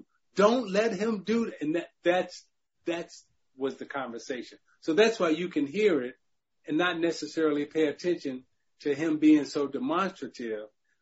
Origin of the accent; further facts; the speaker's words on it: Chicago, Illinois, United States; growing up in Chicago